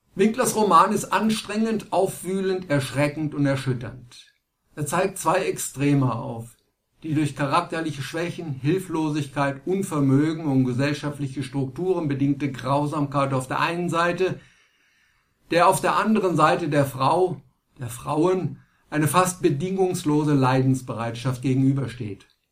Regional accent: Germany; bei uns in Deutschland

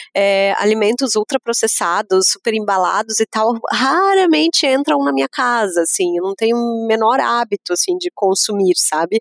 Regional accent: Lages, Santa Catarina, Brazil; sou de Lages, né, sou da Serra

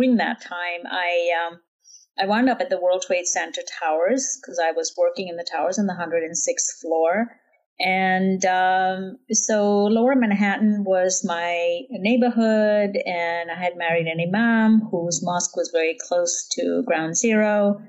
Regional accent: Jammu and Kashmir, India; And I grew up in Kashmir in the foothills of the Himalayas.

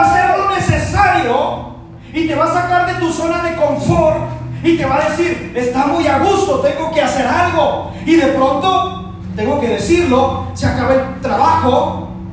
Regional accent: Mexico; also born or lived in Chihuahua; nuestra cultura dice que pues somos mexicanos

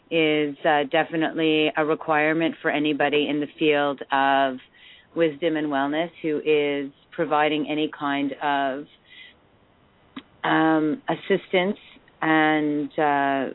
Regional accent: Montreal, Quebec, Canada; now in Toronto, Canada; I'm an English-speaking Montrealer. I was born into an English family

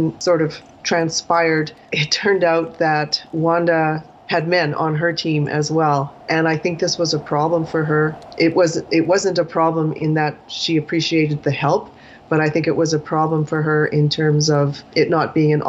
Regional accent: Canada; I'm a Canadian writer.

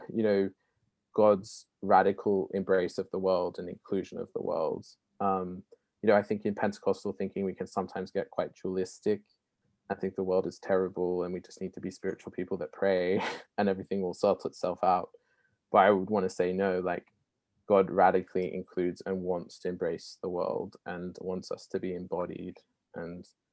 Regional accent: Australia; now in Oxford, United Kingdom

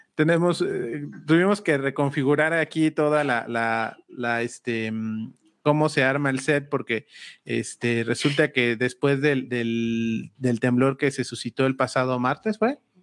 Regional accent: Huajuapan de León, Oaxaca, Mexico; nosotros somos de Guajopan de León, Oaxaca

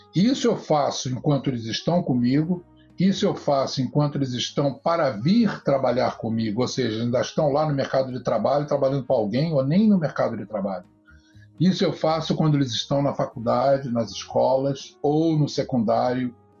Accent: Rio de Janeiro, Brazil; moved away as an adult; now in United States; Eu sou do Rio de Janeiro

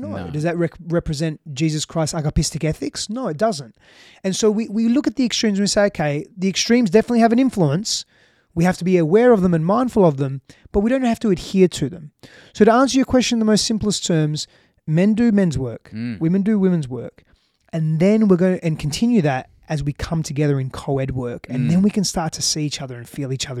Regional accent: Australia; now in Austin, United States; you know, I'm from Australia.

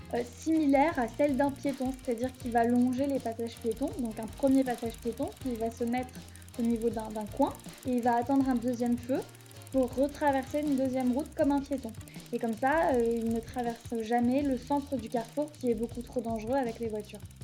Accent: Paris, Île-de-France, France; moved away as an adult; now in Copenhagen, Denmark; je suis parisienne, j'ai vécu à Paris, j'ai grandi à Paris, j'ai fait mes études à Paris

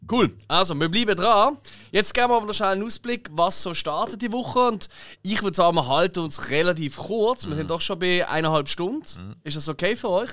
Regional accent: Switzerland; als Schweizer

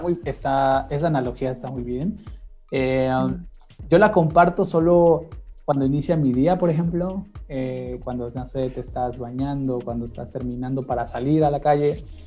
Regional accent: Mexico; he fallado como mexicano

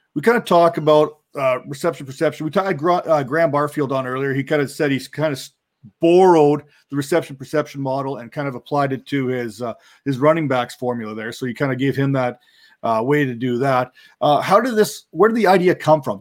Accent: Canada; I'm Canadian

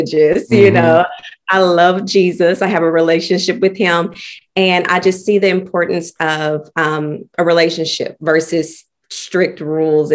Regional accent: Oklahoma City, Oklahoma, United States; I'm from Oklahoma City, born and raised. Lived here all my life

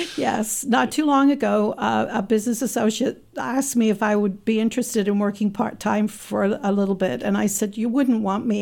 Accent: England, United Kingdom; now in Saint Louis, United States; I was born in England.

